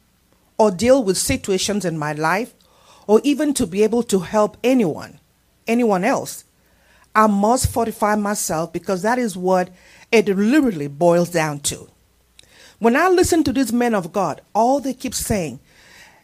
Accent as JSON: {"language": "English", "country": "Nigeria", "moved": "yes", "said": "In my country where I come, I'm a Nigerian"}